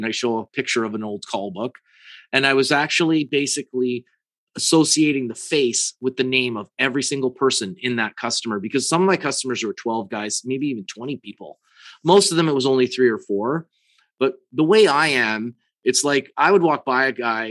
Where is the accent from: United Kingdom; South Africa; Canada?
Canada; I'm from Canada